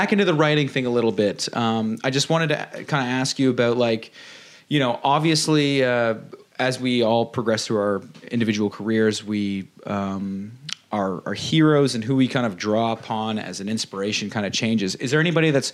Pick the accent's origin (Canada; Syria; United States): Canada; Dundas, Ontario; we're from Dundas, which is basically like the Shire from Lord of the Rings